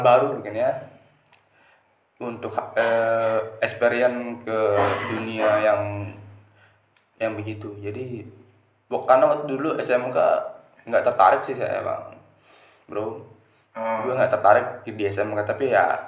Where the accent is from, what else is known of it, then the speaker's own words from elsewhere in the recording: Lombok, West Nusa Tenggara, Indonesia; Lahir di daerah Lombok, uh, asli Lombok